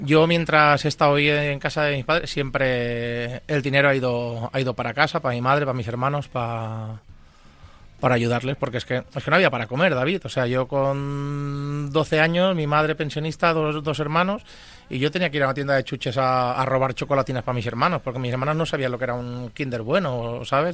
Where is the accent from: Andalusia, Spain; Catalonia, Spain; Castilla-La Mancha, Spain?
Catalonia, Spain; Manresa; moved away as an adult; now in Madrid, Spain; Yo soy nacido de Manresa, en Barcelona.